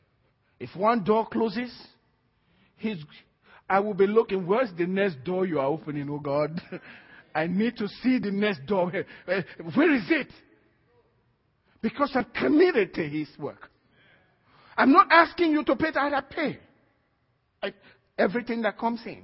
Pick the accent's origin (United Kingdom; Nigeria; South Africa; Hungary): Nigeria; now in United States; I am first a Christian before I'm a Nigerian.